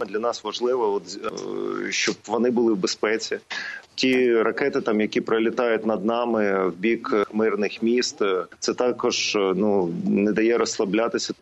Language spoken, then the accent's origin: Ukrainian; Donetsk Oblast, Ukraine; я з Донеччини